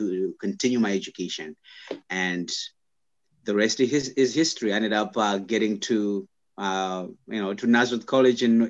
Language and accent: English; Zimbabwe; English is a second language; moved away as an adult; now in United States; I am originally from Zimbabwe. I grew up in Zimbabwe from the age of obviously 0 to 21, and then I came to the United States for college